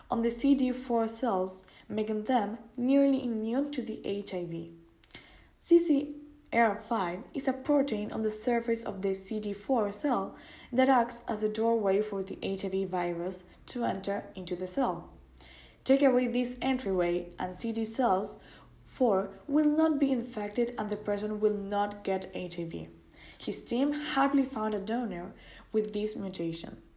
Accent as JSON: {"language": "English", "town": "Seattle", "region": "Washington", "country": "United States", "tie": "born there", "said": "I was born in Seattle, Washington, in the year 1966"}